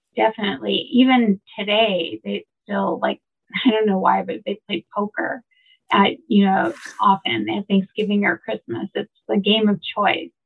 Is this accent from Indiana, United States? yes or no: yes; Valparaiso, Indiana, United States; moved away as an adult; now in Chicago, United States; I grew up in Valparaiso, not too far away